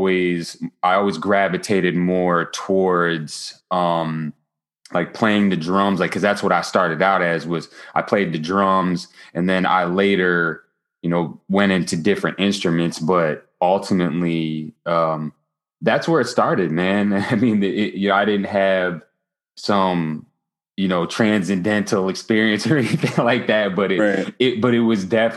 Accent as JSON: {"language": "English", "town": "Grand Rapids", "region": "Michigan", "country": "United States", "moved": "yes", "lives_now": "New Jersey, United States", "said": "I'm originally from Grand Rapids, Michigan, not to be confused with Detroit, Michigan or 8 Mile."}